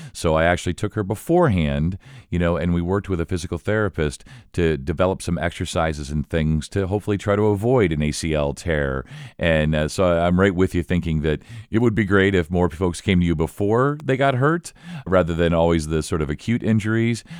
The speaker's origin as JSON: {"language": "English", "town": "Elkhart", "region": "Indiana", "country": "United States", "tie": "born or raised there", "said": "I was born in Elkhart, and my folks went to I U. So I'm really sort of immersed in Indiana sports, high school sports"}